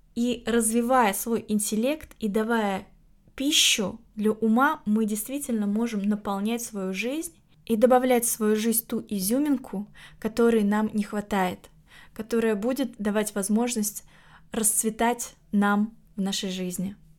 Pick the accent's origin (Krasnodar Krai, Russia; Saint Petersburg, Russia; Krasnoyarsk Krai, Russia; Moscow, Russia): Saint Petersburg, Russia; в моем родном городе, в Питере